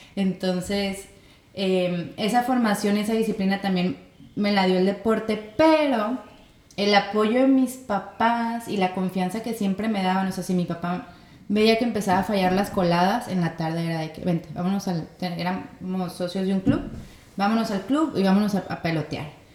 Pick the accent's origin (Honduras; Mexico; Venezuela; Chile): Mexico; Torreón, Coahuila; moved away as an adult; also born or lived in Lerdo, Durango / Gómez Palacio, Durango; now in Mazatlán, Mexico; Nací y viví en Torreón, mi papá es de Lerdo, entonces viví en Lerdo, y luego en Gómez Palacio y luego después en Torreón